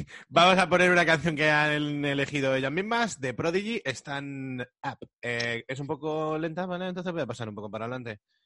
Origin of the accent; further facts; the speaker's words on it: Madrid, Community of Madrid, Spain; los de Madrid nos pasamos un poco